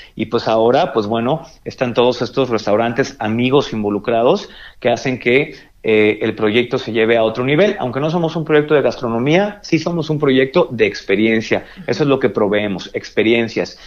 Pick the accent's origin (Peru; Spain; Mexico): Mexico; como mexicanos pues tenemos mucho que presumir